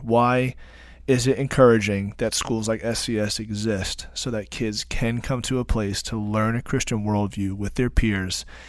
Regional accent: Long Island, New York, United States; us Long Islanders

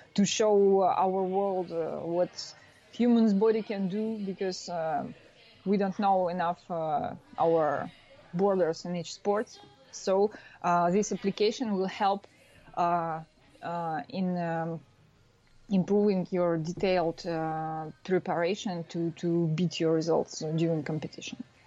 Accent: Russia; moved away as an adult; now in France; I'm from Russia, but uh, now I'm working in France

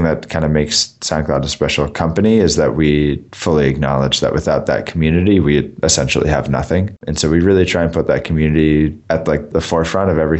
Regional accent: Boston, Massachusetts, United States; moved away as an adult; also born or lived in Singapore; now in San Francisco, United States; I grew up in Boston and went to school in Boston. So I spent, the first 22 years of my life in the Boston area

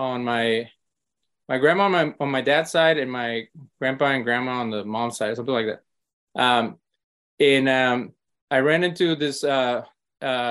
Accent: Monterrey, Nuevo León, Mexico; growing up in Mexico, in Monterrey.

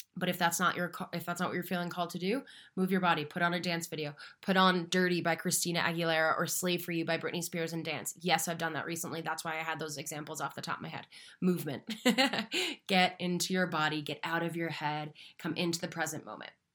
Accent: Marshfield, Massachusetts, United States; now in Denver, United States; I am located in Denver, Colorado, though I am from Little Beach Town, just south of Boston, called Marshfield, Massachusetts

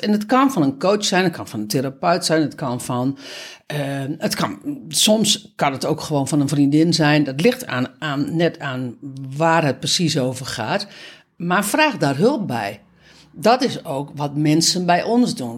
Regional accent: Netherlands; voor ons als Nederlander

